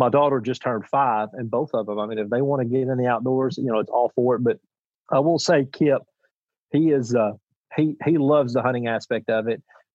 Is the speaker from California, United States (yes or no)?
no; Union City, Tennessee, United States; I was born in Union City, Tennessee. I currently live in Union City, Tennessee, and I hope I die in Union City, Tennessee. I mean, this is my hometown